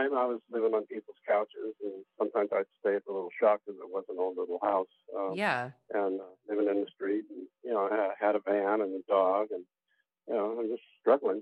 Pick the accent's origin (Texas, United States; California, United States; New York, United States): California, United States; Santa Monica; I came back to my hometown, Santa Monica